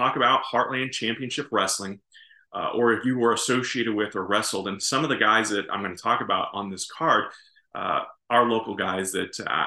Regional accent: High Ridge, Missouri, United States; in the town where I grew up in High Ridge, Missouri

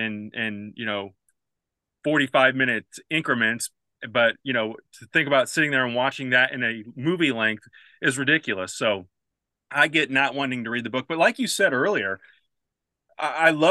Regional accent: St. Louis, Missouri, United States; now in Southern Illinois, United States; I grew up in St. Louis

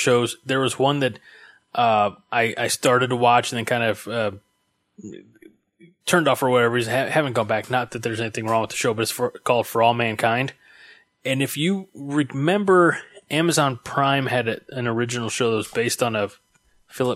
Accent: United States; I'm an American

